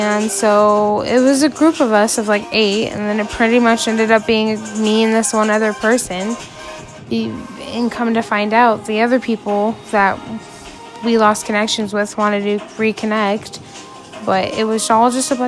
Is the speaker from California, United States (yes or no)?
no; Idaho, United States; I grew up in Idaho, and pretty much have lived in Idaho all of my life.